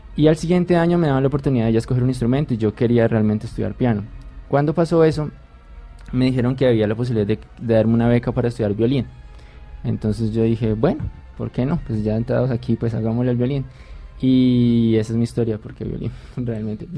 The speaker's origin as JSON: {"language": "Spanish", "town": "Popayán", "region": "Cauca", "country": "Colombia", "tie": "born or raised there", "said": "Yo soy de Popayán"}